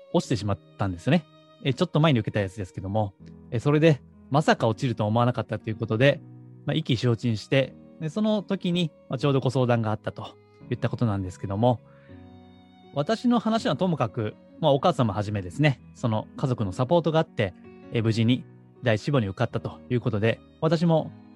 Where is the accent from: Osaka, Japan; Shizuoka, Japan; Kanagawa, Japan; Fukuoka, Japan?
Osaka, Japan; moved away; 高校は地元の進学校だったんですね。えーまあ、当時大阪ですけども、大阪の地元では一番こう偏差値の高い高校に